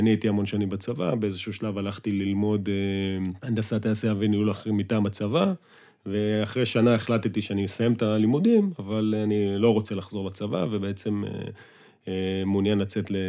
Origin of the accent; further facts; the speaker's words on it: Northern District, Israel; שאנחנו חברי ילדות מגיל אה, שלוש, מרמת הגולן. אשכרה. היינו בגן ביחד, כן, וגדלנו ביחד